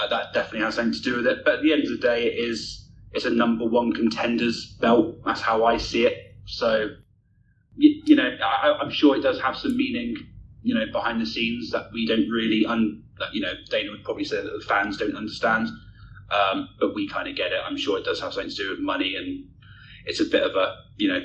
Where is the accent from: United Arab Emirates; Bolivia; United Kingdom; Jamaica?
United Kingdom; as a Brit myself